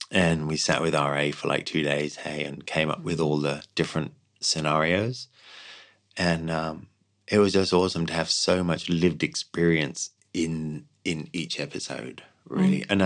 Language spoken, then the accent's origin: English; Ireland; You know, they're like, well, they're Australians. You know, we're we're, we're Irish. We're not like that.